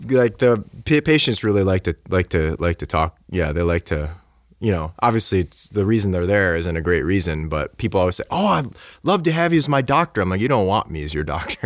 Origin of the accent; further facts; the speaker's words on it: Buffalo, New York, United States; I'm from Buffalo, so I grew up like